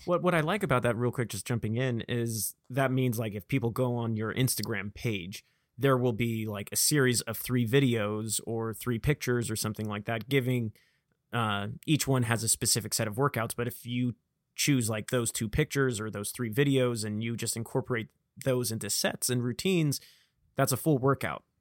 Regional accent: Vacaville, California, United States; accent: Vacaville; I have the classic Vacavillon, uh, accent

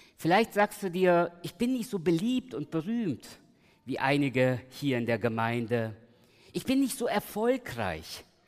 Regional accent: Germany; also born or lived in Giessen / Los Angeles; ich bin hier in der Großstadt aufgewachsen, meine Eltern kamen 76, 1976 nach Deutschland und ich lebe eigentlich seit damals in der Großstadt.

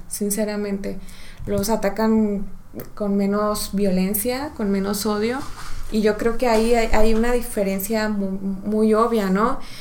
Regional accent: Mexico; como mexicanos sí tenemos

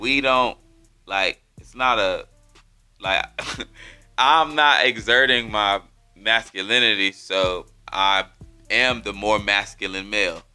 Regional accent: Erie, Pennsylvania, United States; now in Fayetteville, United States; I'm from Pennsylvania, like from a little town called Erie, PA, where really it's just black people and Italian people.

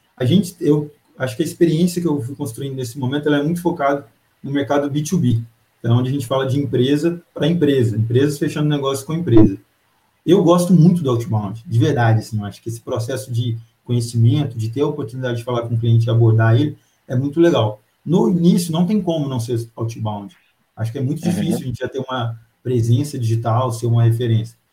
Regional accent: Pará de Minas, Minas Gerais, Brazil; now in Belo Horizonte, Brazil; eu sou de Pará de Minas, grande terra

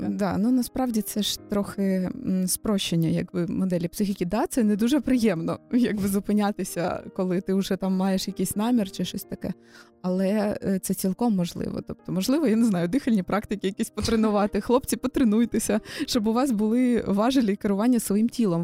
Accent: Kyiv, Ukraine; я народилася в Києві, живу тут з народження

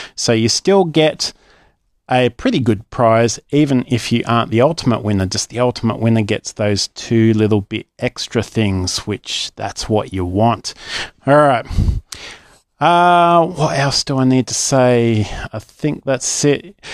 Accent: Australia

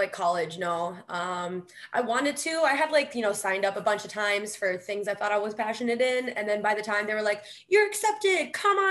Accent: Kenosha, Wisconsin, United States; moved away as an adult; also born or lived in Milwaukee, Wisconsin; No, I'm originally from Kenosha. So Kenosha, Wisconsin, I was born and raised. And then I moved to Milwaukee about 8 years ago, 7 or 8 years ago. And then I stayed there for a little bit. And then I came up here.

